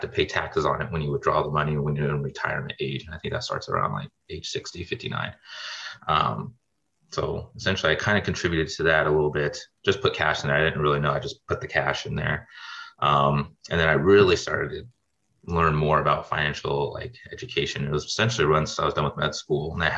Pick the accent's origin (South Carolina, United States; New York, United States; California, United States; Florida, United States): California, United States; Sacramento; moved away as an adult; also born or lived in Grenada / Midwest; I'm originally from Sacramento, California, and kind of did all my undergrad out there.